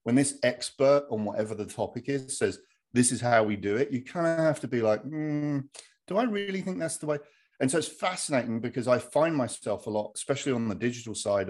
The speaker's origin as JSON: {"language": "English", "area": "Hertfordshire", "region": "East of England", "country": "United Kingdom", "moved": "as an adult", "lives_now": "United States", "said": "I'm from Hertfordshire in the UK, and married an American gal"}